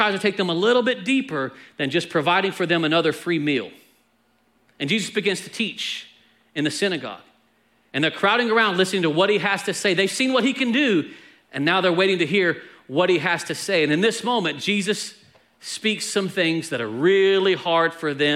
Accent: Texas, United States; I'm from Texas

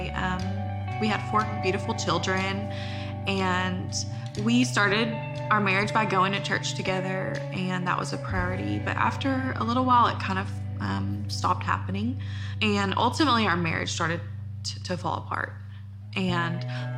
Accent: Longview, Texas, United States; I grew up in Longview

